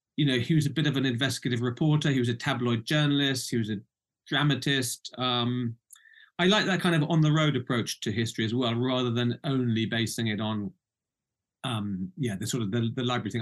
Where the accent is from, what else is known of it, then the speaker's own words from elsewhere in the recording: United Kingdom; also born or lived in Baghdad; now in Norfolk, United Kingdom; I'm I'm British. Uh, I come from the UK